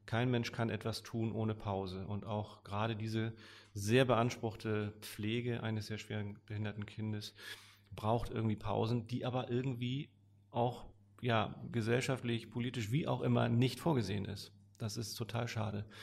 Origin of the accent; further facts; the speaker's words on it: Hamburg, Germany; bin immer mal wieder gerne hier in der City auch äh, als Hamburger.